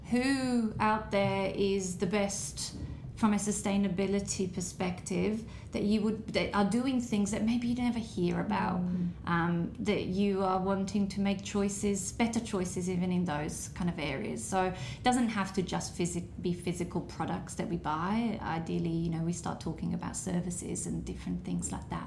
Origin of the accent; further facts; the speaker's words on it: Italy; but I grew up in Italy